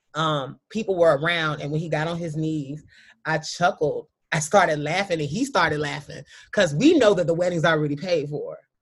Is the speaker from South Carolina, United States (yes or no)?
yes; South Carolina, United States; I come from a very traditional kind of Southern. I'm from South Carolina, a small town kind of mentality